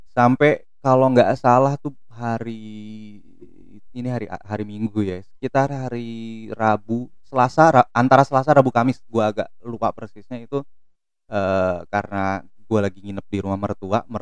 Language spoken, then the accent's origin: Indonesian; Depok, West Java, Indonesia; Gue orang Depok, sekarang gue orang iya.